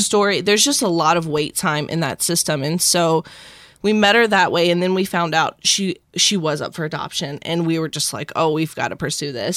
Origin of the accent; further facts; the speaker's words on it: South Mississippi, United States; now in Tampa, United States; I was born and raised in South Mississippi